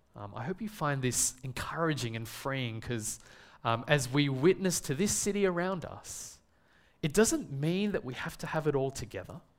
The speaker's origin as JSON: {"language": "English", "town": "Melbourne", "region": "Victoria", "country": "Australia", "tie": "born or raised there", "said": "I was born and raised here in Melbourne. Um, I've never lived in another country or another city"}